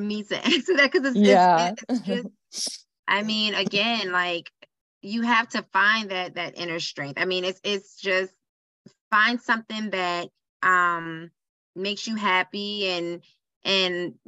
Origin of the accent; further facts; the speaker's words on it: Charleston, South Carolina, United States; moved away as an adult; also born or lived in Greenwood, South Carolina; now in Charlotte, United States; I am from Charleston, South Carolina. Born and raised there.